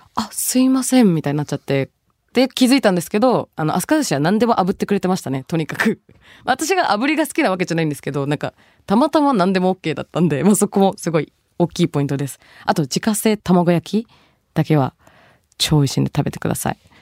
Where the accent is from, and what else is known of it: Tokyo, Japan; born or raised there; also born or lived in Bangladesh